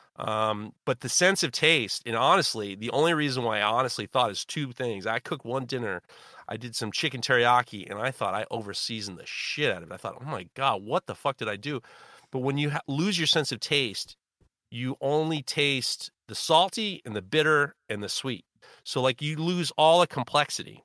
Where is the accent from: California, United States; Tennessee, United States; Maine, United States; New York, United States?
New York, United States; New York City; I'm white from Europe and New York City